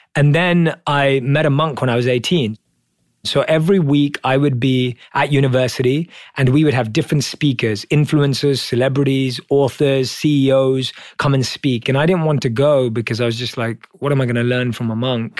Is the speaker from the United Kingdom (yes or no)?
yes; London, United Kingdom; So I was born and raised in London as a normal Indian kid.